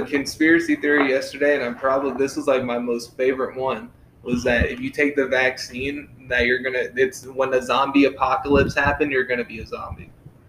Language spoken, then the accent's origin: English; East Coast, United States; moved away; I'm from the East Coast